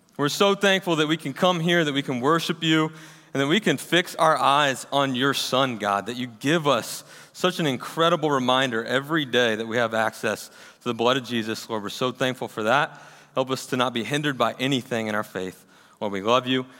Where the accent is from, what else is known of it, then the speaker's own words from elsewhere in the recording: Kennesaw, Georgia, United States; also born or lived in Auburn, Alabama; I was actually born and raised right here in Kennesaw, Georgia